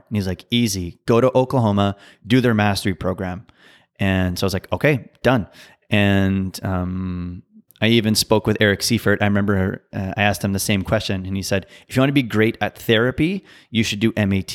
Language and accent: English; Ottawa, Ontario, Canada; also born or lived in New Brunswick; I was born in Ottawa, and I spent a good portion of my childhood in New Brunswick, and then moved back to Ottawa uh, when I was 10 years old, and I've been in Ottawa ever since